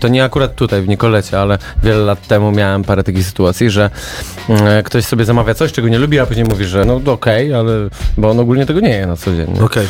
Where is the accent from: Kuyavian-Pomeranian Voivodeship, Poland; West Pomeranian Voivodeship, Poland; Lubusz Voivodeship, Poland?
Lubusz Voivodeship, Poland; Zielona Góra; słyszałem, że zaciągam, chociaż jestem z Zielonej Góry